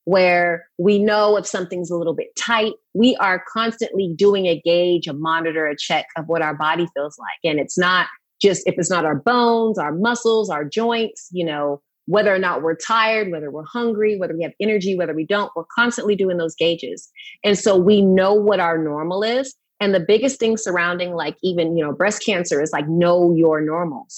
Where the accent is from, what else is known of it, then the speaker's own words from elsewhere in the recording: Riverside, California, United States; also born or lived in San Luis Obispo area, California / Atascadero, California; California. I'm from Riverside